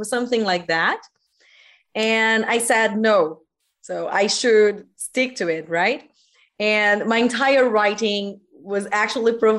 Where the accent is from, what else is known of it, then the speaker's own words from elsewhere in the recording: Brazil; English is a second language; I am from Brazil and I am an English teacher